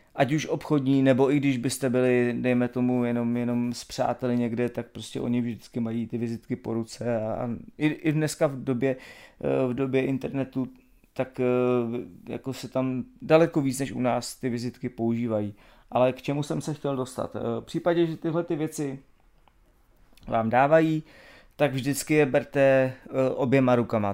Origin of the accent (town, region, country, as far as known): Czechia